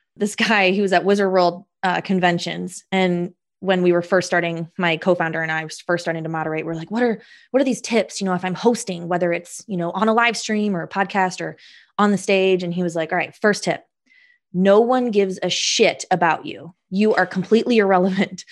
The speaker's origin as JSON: {"language": "English", "town": "Indianapolis", "region": "Indiana", "country": "United States", "tie": "born or raised there", "said": "I'm from Indy"}